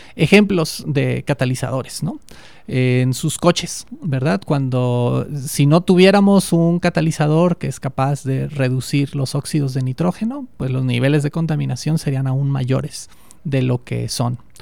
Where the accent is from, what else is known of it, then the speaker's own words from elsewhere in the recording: Mexico; also born or lived in Davis, California, United States; yo quería volver a México